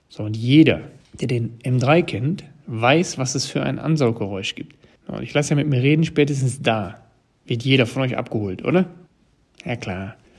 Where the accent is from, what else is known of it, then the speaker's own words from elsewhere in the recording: Ruhr area, North Rhine-Westphalia, Germany; als Ruhrpottler